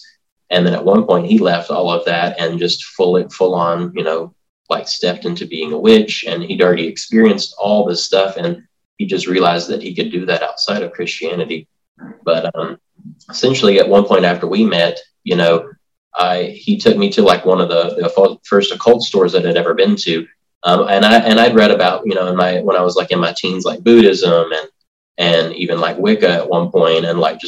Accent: Tennessee, United States; I basically grew up in Tennessee, like in the foothills. I grew up like in McNary County, in a town outside of town called Raymer.

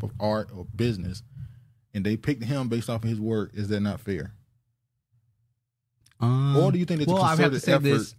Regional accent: United States; me better sense of pride in my Nigerian heritage and in my pride and hope for the nation in which I was born and raised in the United States.

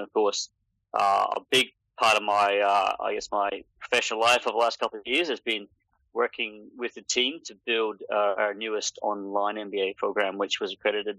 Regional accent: Papua New Guinea; also born or lived in United Kingdom / Australia; I'm originally from the UK, although I lived like the majority of my life in this part of the world. I grew up in Papua New Guinea and I went to university and school in Australia

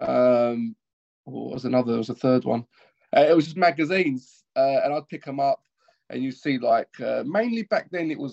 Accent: London, United Kingdom; So I always lived in East London. I grew up in East London.

